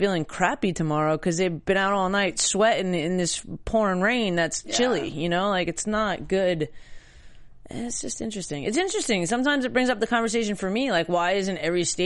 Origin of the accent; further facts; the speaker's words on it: New York, United States; growing up in New York and going out in the snow and playing football